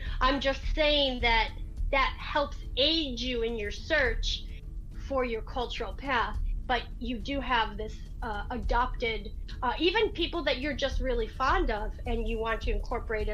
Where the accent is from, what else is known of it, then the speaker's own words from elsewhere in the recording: New York, United States; moved away as an adult; now in Florida, United States; I'm not Southern. I'm from New York